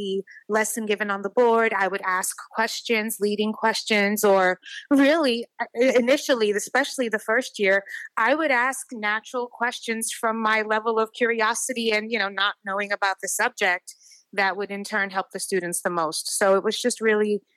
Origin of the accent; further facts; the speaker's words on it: New York City, New York, United States; I grew up in many parts of the Bronx, and I'm a millennial